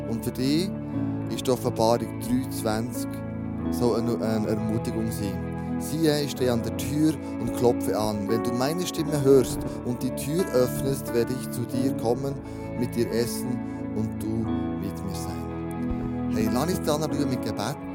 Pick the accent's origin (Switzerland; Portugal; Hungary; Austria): Switzerland; weil wir ja freie Schweizer sind. Das ist ein Privileg, das wir hier in der Schweiz haben.